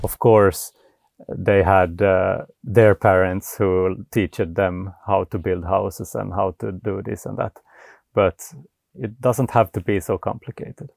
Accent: Vaasa, Ostrobothnia, Finland; now in Sweden; I'm from Finland originally. So I, I grew up in Vasa

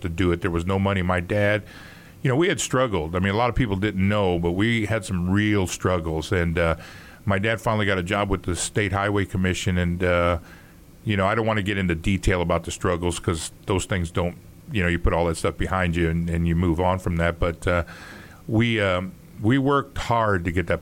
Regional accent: New York City, New York, United States; now in Indianapolis, United States; growing up in New York

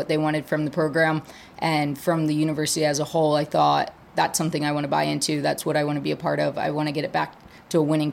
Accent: Maryland, United States; moved away; also born or lived in Wisconsin; I grew up in Maryland, so I had some East Coast connections.

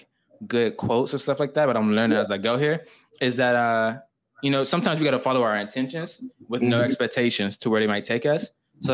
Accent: Atlanta, Georgia, United States; moved away as an adult; also born or lived in New York; So I'm from Atlanta, right? I'm from

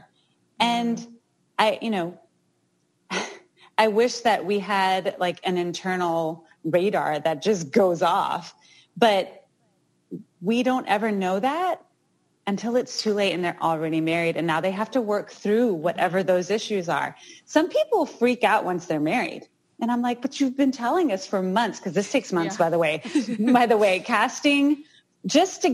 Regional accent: Houston, Texas, United States; Houston, which is my hometown. That's where I'm from

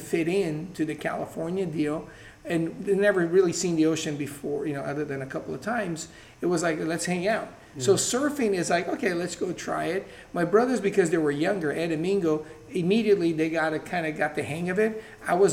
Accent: Brazil; moved away; growing up in Brazil

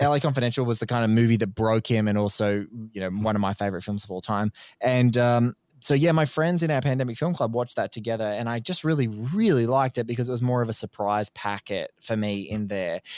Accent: Australia; an Australian guest

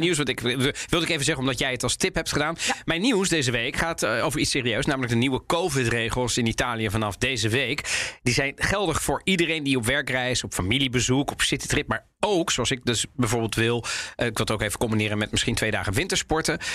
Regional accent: Netherlands; wij Nederlanders

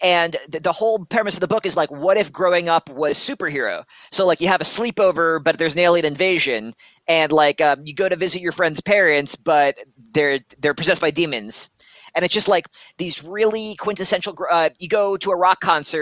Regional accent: New York, United States; now in Ohio, United States; I grew up in New York and I live in Ohio now.

